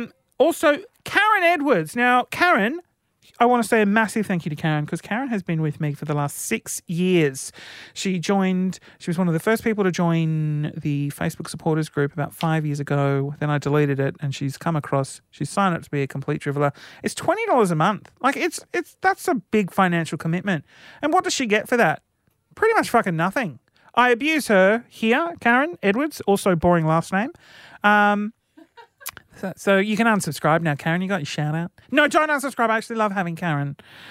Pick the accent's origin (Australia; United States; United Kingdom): Australia; Sydney, New South Wales; Sydney. Yeah.